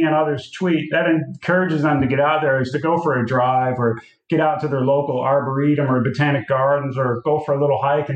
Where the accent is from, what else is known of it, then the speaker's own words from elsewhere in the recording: United States; now in South Australia, Australia; an American living in Australia